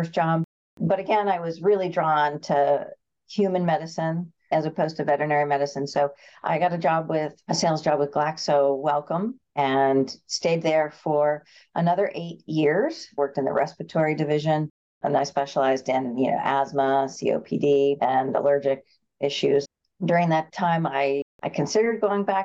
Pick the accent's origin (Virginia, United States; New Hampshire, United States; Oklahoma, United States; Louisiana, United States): New Hampshire, United States; Concord; I was born and raised here in Concord